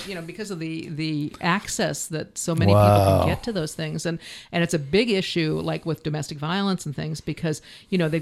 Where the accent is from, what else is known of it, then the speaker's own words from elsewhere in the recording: Midwest, United States; also born or lived in Canada / Washington; now in Olympia, United States; I grew up in the Midwest.